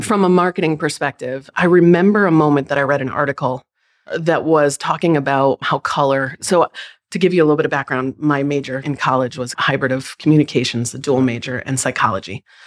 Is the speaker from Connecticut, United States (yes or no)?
yes; Tolland, Connecticut, United States; moved away as an adult; also born or lived in Colchester, Connecticut / San Diego, California; I grew up in Tallinn, Connecticut, about twenty minutes outside of the University of Connecticut.